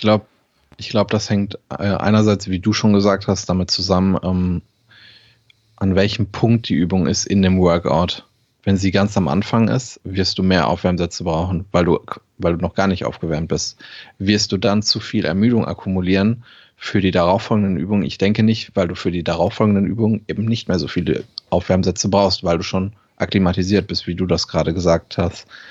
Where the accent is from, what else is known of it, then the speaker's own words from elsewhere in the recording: Germany; als Deutscher